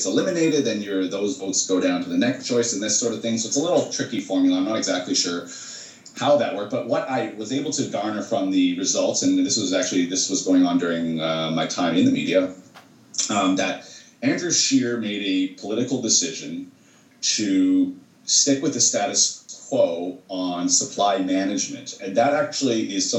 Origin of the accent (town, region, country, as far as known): Canada